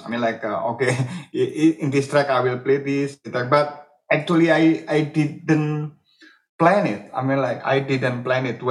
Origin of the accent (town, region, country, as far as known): Indonesia